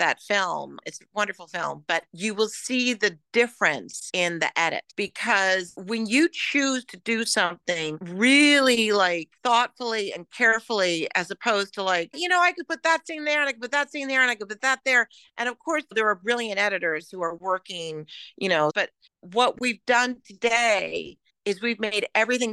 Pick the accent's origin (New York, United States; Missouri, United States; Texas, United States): New York, United States; New York City; When I was a kid, I grew up in New York City